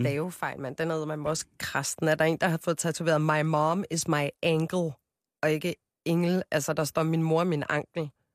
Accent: Copenhagen, Capital Region of Denmark, Denmark; also born or lived in Amager; jeg er fra Christianshavn, og folk siger fra Amager, så jeg er 27 år fra Amager

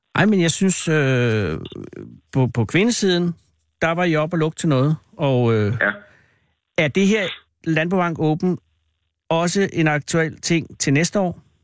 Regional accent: Virum, Capital Region of Denmark, Denmark; jeg var ude fra Vium, og så kunne man gå på Vium Gymnasium

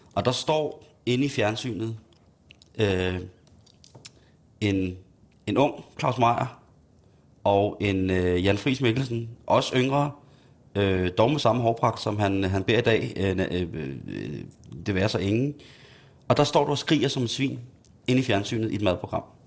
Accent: Himmelev, Zealand, Denmark; i Himmelæv, i mit barndomshjem

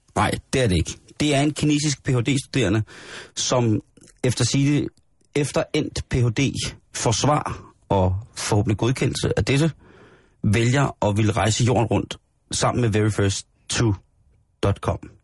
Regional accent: Denmark

